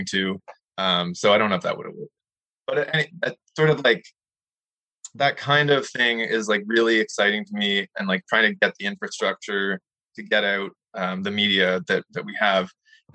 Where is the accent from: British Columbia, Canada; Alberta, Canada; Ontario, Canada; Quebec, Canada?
Ontario, Canada; Toronto; I grew up in Toronto